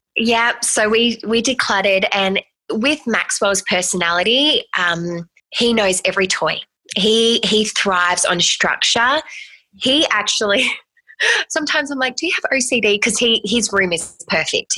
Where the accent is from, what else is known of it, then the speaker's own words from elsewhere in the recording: Australia; moved away as an adult; now in United States; I'm actually an Australian who's moved